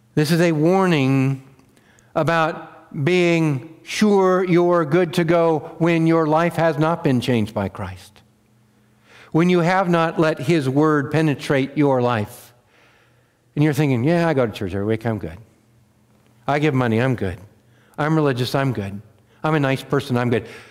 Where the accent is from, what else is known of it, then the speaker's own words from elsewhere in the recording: Wheatland County, Montana, United States; I grew up in Wheatland County, Montana